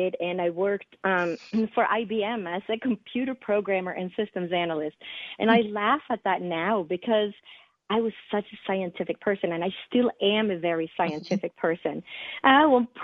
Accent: Sweden; English is a second language; moved away as an adult; also born or lived in East Coast, United States / West Coast, United States; now in United States; I was born and raised in Scandinavia, which is in the northern part of Europe, in the country of Sweden. And I didn't move to the United States until I was 21 years old.

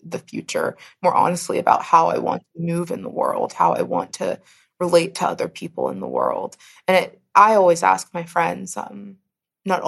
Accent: Pittsburgh, Pennsylvania, United States; I come from Pittsburgh, born and mostly raised in Pittsburgh.

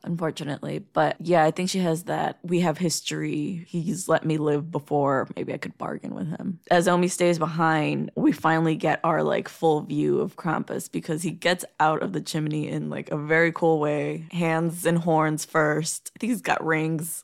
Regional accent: Midwest, United States; As a Midwesterner

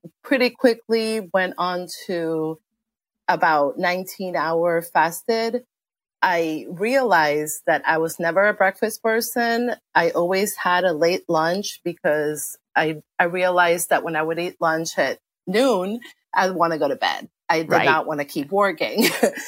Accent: Argentina; now in DC area, United States; My parents are Argentinian. I grew up in Argentina.

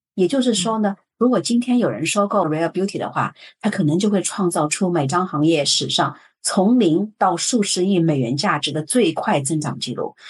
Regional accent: Shanghai, China; moved away; 作为上海人来说

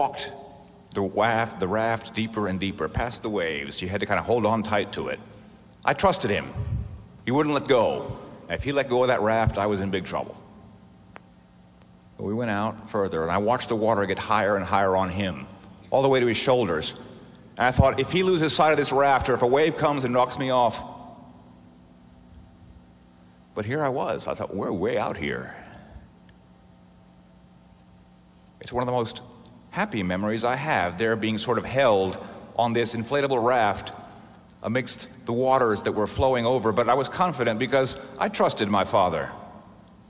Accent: Corpus Christi, Texas, United States; I grew up in Texas, as some of you may know, South Texas. Corpus Christi is on the Gulf of Mexico.

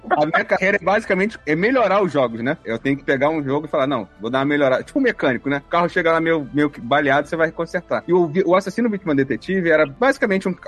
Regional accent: Rio de Janeiro, Brazil; como um bom carioca fala.

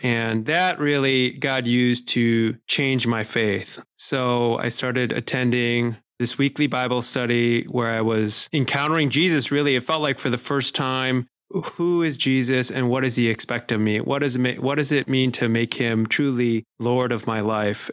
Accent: Chicago, Illinois, United States; I was born and raised in Chicago. That's where our family lived for all of my childhood

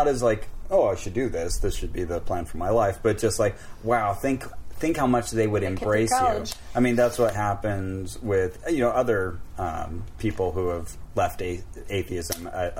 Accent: Santa Cruz, California, United States; My hometown, Santa Cruz, California.

